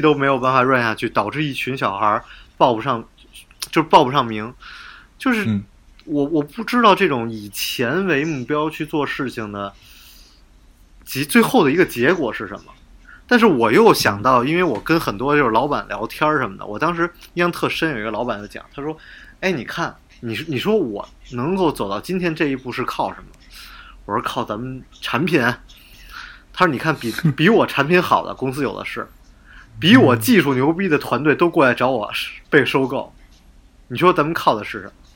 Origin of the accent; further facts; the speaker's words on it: China; now in United States; 我们中国人